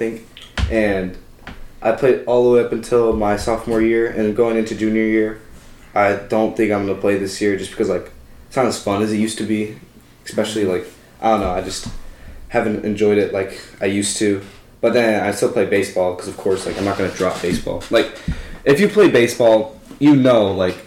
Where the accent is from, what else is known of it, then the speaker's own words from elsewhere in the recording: Arizona, United States; we're from Arizona